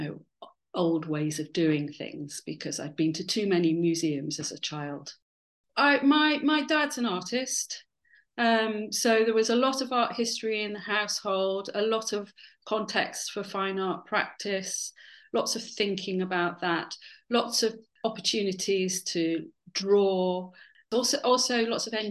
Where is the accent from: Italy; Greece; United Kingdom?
United Kingdom; Dorset, South West England; moved away as an adult; also born or lived in London; I spent from 8 to 18 in Dorset, being kind of surrounded by the Jurassic Coast and lots of archaeology